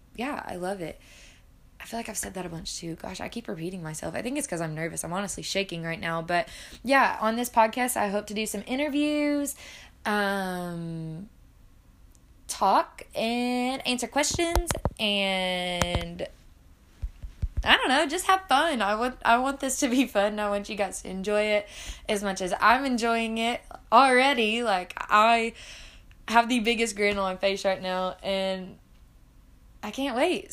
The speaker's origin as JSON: {"language": "English", "region": "Arkansas", "country": "United States", "tie": "born or raised there", "said": "I grew up in Arkansas"}